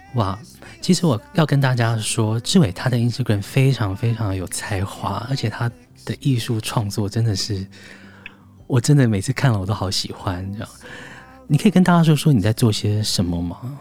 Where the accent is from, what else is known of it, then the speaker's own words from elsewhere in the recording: Taiwan; 这是我的，我的故乡